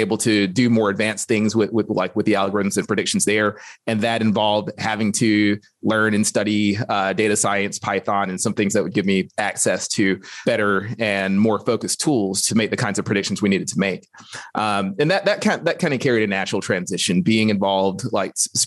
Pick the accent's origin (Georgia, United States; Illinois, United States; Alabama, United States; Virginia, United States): Alabama, United States; growing up in Alabama